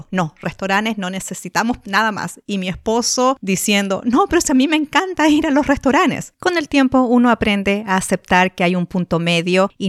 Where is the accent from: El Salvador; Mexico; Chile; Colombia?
Chile; now in United States; yo me vine acá a Estados Unidos desde Chile hace 21 años